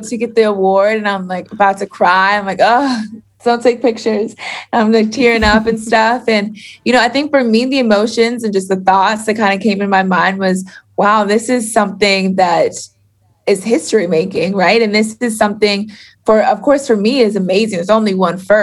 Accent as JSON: {"language": "English", "region": "Florida", "country": "United States", "said": "I'm from Florida."}